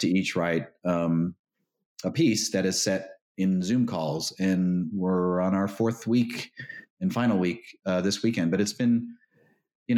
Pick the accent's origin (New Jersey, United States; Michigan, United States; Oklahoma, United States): New Jersey, United States; Hoboken; my hometown, Hoboken, New Jersey